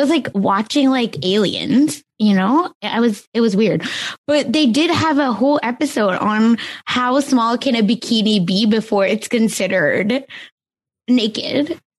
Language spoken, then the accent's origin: English; India; you're Indian. I'm Indian. I think we can make fun of each other.